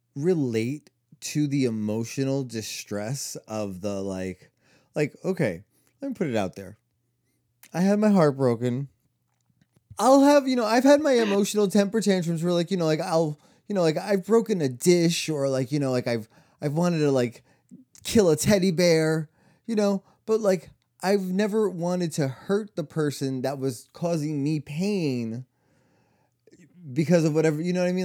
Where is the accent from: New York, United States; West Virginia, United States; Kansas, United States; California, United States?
New York, United States; growing up in New York